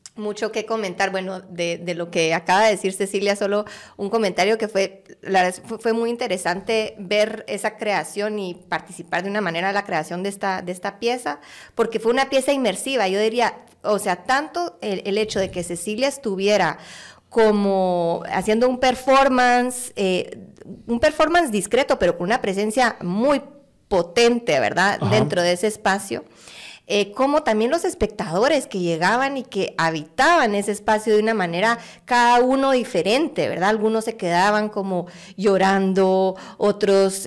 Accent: Guatemala; now in France; Nací en Guate. Ah, nací en Guate. Me fui con mi familia a finales de los noventas

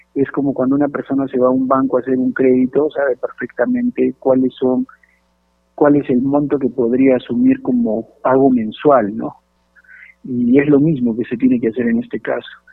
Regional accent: Peru; como peruanos

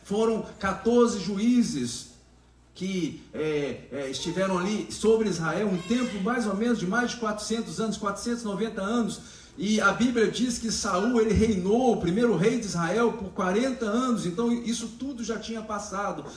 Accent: Brazil; nós que somos brasileiros

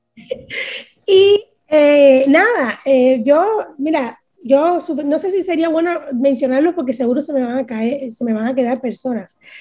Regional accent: Cuba; moved away; Soy una cubana que sufre

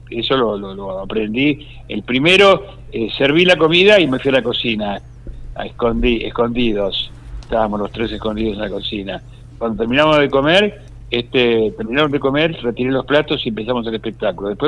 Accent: Pellegrini, Buenos Aires Province, Argentina; yo soy de Pellegrini, provincia de Buenos Aires

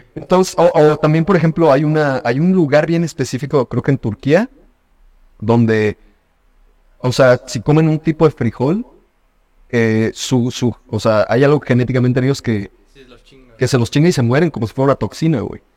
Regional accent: Mexico; nosotros como mexicanos

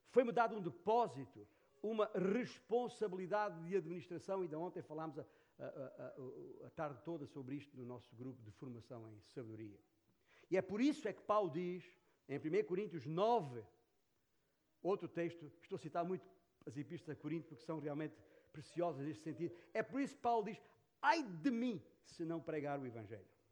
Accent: Portugal; em que fomos vítimas da perseguição comunista naquela cidade, naquela região, a minha terra natal.

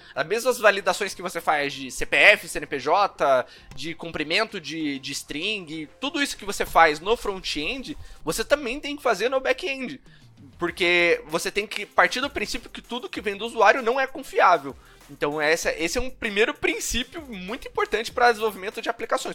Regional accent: Curitiba, Paraná, Brazil; numa empresa é, de educação aqui de Curitiba, eu sou de Curitiba.

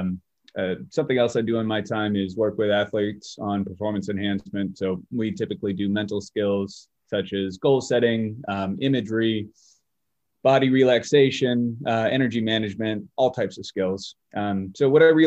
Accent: Bay Area, California, United States; moved away as an adult; now in Springfield, United States; So I'm originally from the Bay Area, California, which is just a little south of San Francisco. I stayed there for about 28 years of my life before I headed out here to Massachusetts.

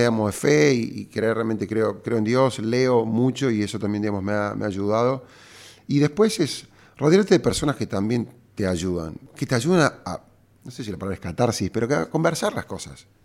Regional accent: Argentina; cuando te lleva esta marca a Argentina, a mi, a mi pueblo, a mi país, a, a mi tierra

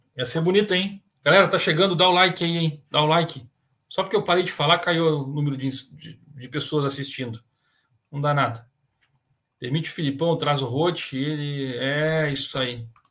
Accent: Guaíba, Rio Grande do Sul, Brazil; also born or lived in Paraná; lá da minha terra, também também me criei em Guaíba

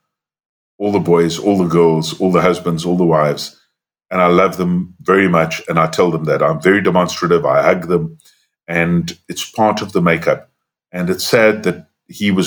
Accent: South Africa; we were white growing up in South Africa

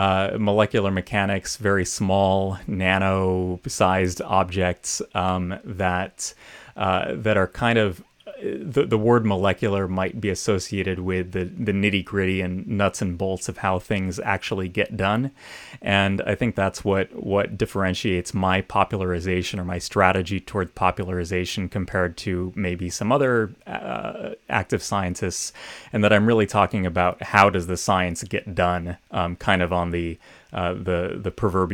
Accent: Hilton, New York, United States; So I grew up in Western New York State in a town called Hilton, about 20 miles northwest of Rochester.

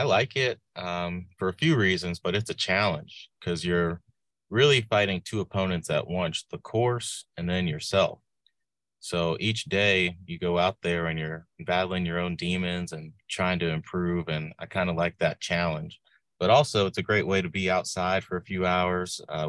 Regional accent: Midlothian, Virginia, United States; also born or lived in New London, Connecticut / Blacksburg, Virginia; Yeah, so I was born in a small town up north in New London, Connecticut. So if you ever see me liking tweets surrounding UConn, that's why. Big fan of the Huskies, but I grew up in Central Virginia, south of Richmond in Midlothian, Chesterfield County Public Schools

